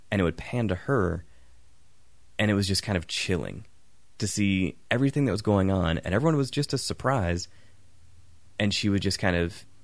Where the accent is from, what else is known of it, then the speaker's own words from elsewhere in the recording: England, United Kingdom; I'm English.